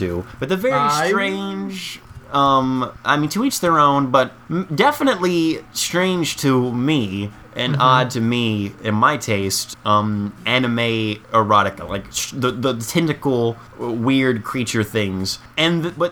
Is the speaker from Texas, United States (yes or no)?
no; Tennessee, United States; we grew up in Tennessee, country capital of the world